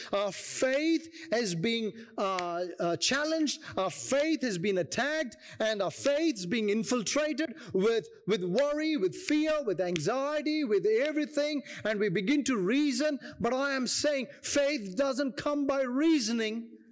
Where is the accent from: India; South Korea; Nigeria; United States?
India; moved away; I come from India